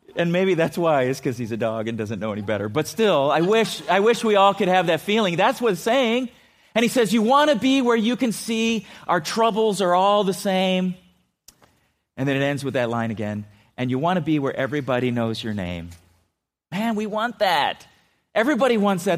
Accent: California, United States; I grew up in California

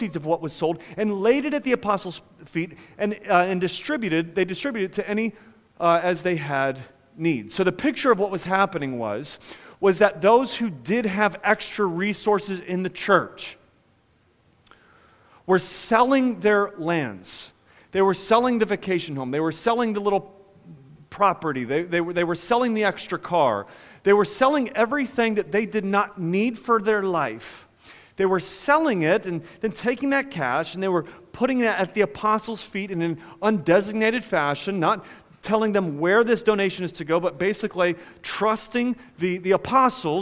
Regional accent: United States; as American individualists

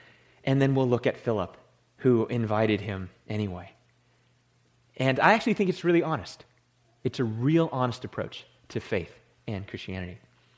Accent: Silicon Valley, California, United States; I'm from Silicon Valley.

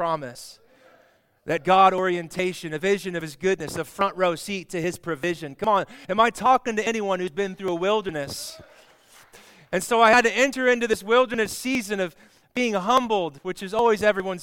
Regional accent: Olathe, Kansas, United States; Olathe was my hometown

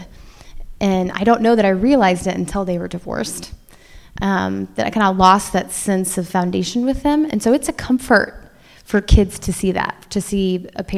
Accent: Indiana, United States; Aaron and I were born and raised in Indiana

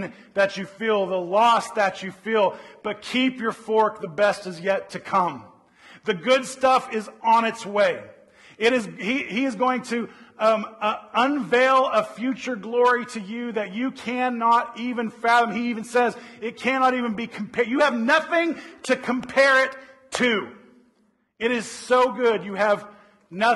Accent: Oklahoma City, Oklahoma, United States; now in Northern California, United States; I grew up in Oklahoma City

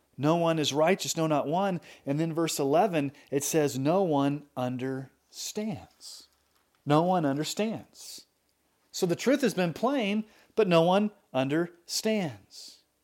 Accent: United States; I grew up in America.

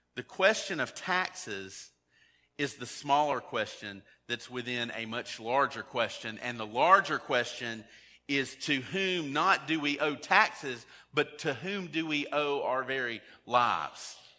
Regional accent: United States

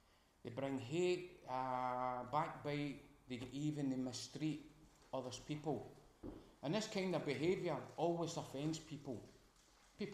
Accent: Glasgow, Scotland, United Kingdom; accent: Glaswegian; Hope you understand my dialect once more. I'm a Glaswegian, and a lot of Glaswegian terms will come out

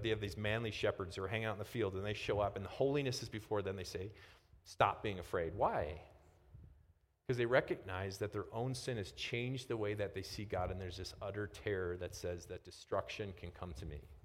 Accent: Midwest, United States; I'm from the Midwest

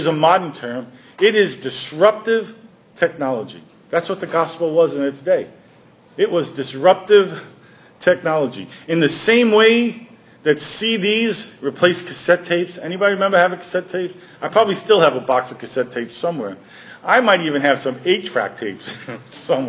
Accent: New York, United States; I grew up in New York

